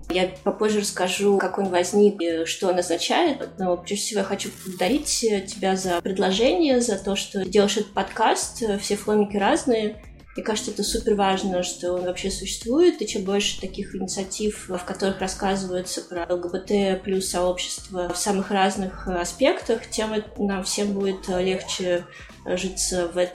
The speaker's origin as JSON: {"language": "Russian", "region": "Moscow", "country": "Russia", "tie": "born or raised there", "said": "да, в Москве."}